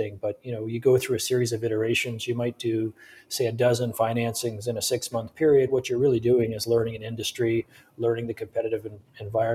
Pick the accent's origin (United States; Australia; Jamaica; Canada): Canada; Sarnia, Ontario; also born or lived in Toronto; I'm originally from Ontario. I grew up in southwestern Ontario, a community called Sarnia